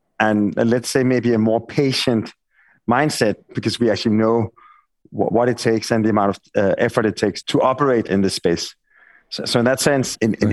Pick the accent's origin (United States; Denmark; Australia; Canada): Denmark; accent: Danish; my Danish accent.